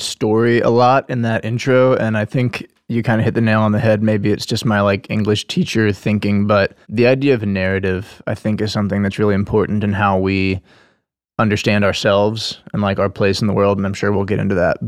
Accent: Nashville, Tennessee, United States; moved away as an adult; I was born here in Nashville, and that, uh, and I guess being a native

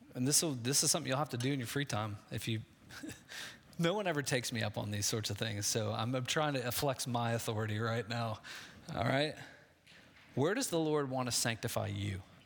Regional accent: Midwest, United States; I grew up in the Midwest

